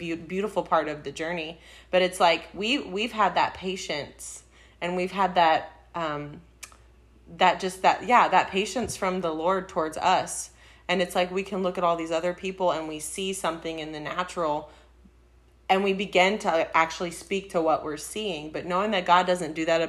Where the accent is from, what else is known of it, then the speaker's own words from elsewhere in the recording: Texas, United States; We say Texas